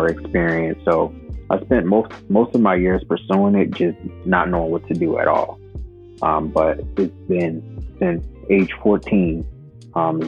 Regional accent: Philadelphia, Pennsylvania, United States; moved away as an adult; now in Los Angeles, United States; I'm born and raised in Philadelphia. Currently live in Los Angeles now.

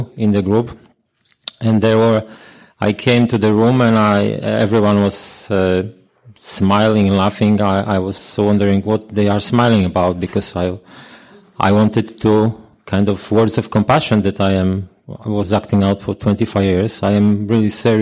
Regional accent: Poland; I'm a sexaholic from Poland

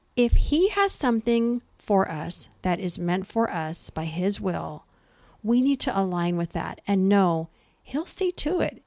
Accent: San Jose, California, United States; now in San Diego area, United States; I'm from East Side, San Jose

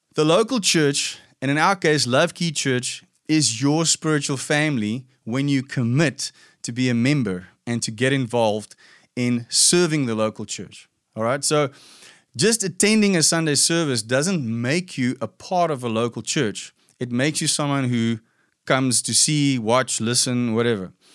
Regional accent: South Africa; I grew up in a in South Africa. We have this fairly typical background where a lot of Afrikaans white people come from

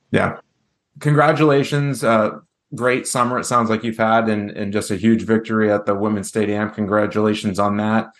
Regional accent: New Hampshire, United States; my home state

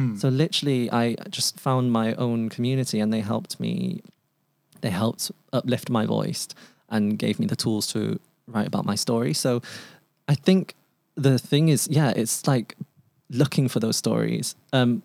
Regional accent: Manchester, North West England, United Kingdom; first language Cantonese; moved away as an adult; coming back to my hometown, Manchester, moving home

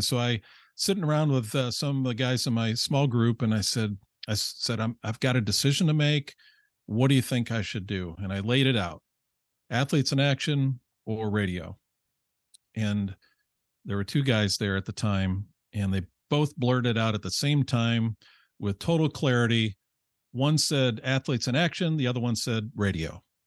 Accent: Rochester, New York, United States; I grew up in upstate New York, Rochester

